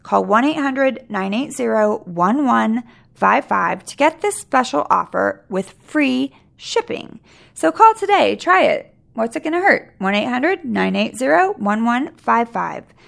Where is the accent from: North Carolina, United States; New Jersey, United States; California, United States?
California, United States; Sacramento; I was raised in Sacramento